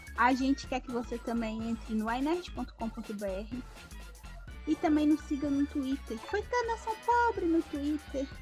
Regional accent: Minas Gerais, Brazil; a gente é mineiro

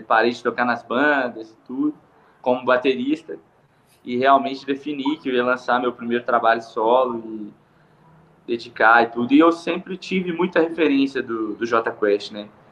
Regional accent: Andrelândia, Minas Gerais, Brazil; now in Belo Horizonte, Brazil; eu nasci aqui em Belo Horizonte, né? Sou natural daqui, e quando eu tinha aproximadamente uns oito anos de idade, é, eu fui para Andrelândia morar lá no interior com a minha tia

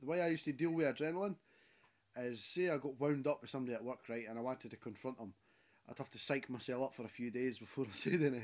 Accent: Scotland, United Kingdom; I'm Scottish

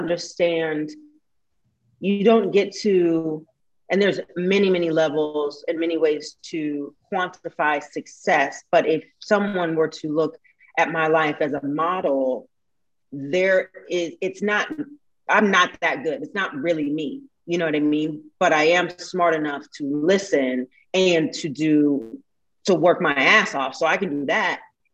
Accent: Portland, United States; also born or lived in New York / Las Vegas / Kentucky; now in Los Angeles, United States; I'm from Portland originally.

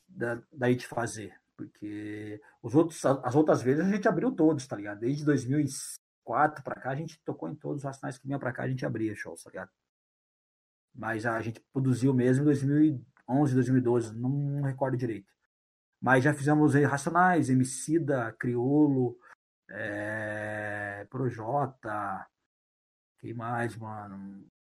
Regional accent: Curitiba, Paraná, Brazil; um time de futebol lá da minha quebrada

